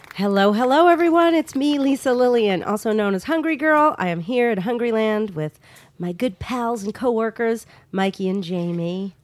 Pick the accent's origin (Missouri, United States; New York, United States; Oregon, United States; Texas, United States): New York, United States; Long Island; moved away; also born or lived in Los Angeles; Long Island, my hometown